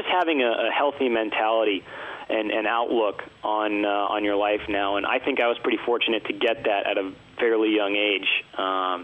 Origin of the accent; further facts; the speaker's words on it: Atlanta, Georgia, United States; I actually grew up in Atlanta and had surgery at Emory University